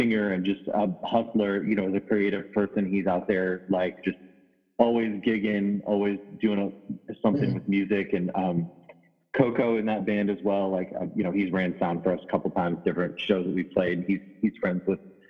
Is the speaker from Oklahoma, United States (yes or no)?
no; St. Louis, Missouri, United States; I'm from St. Louis